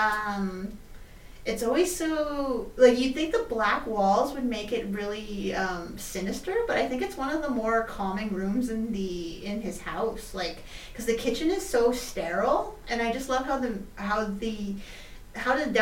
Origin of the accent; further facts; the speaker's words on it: Canada; We're Canadian